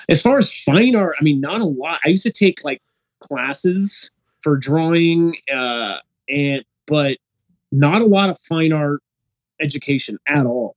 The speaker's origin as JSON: {"language": "English", "town": "San Jose", "region": "California", "country": "United States", "moved": "yes", "said": "I'm from the Bay Area, San Jose"}